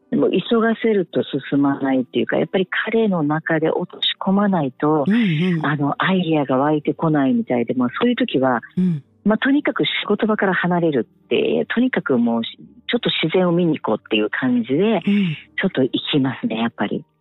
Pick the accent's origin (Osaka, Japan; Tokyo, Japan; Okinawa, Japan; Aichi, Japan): Okinawa, Japan; Ishigaki; 私と主人が石垣島出身なので